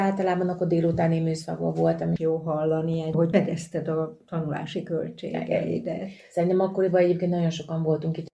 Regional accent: Bácsalmás, Bács-Kiskun, Hungary; Kalföldről származom, Bácsalmásról, tehát ágon mi horvátok

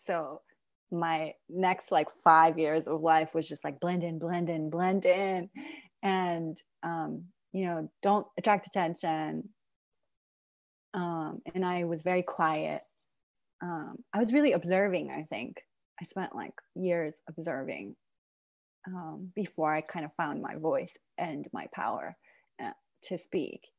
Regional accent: Iran; now in Brooklyn, United States; I'm originally from Iran, but I'm mixed. My mother is American and my father is Iranian

